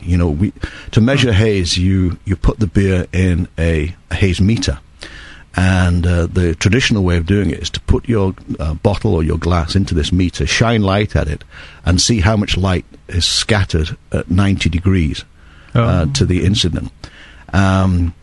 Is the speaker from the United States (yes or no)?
no; England, United Kingdom; being English brewers